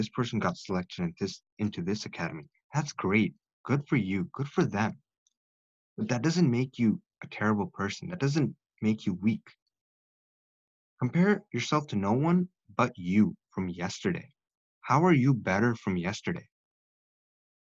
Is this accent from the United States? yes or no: no; India; I am South Asian. I'm from India.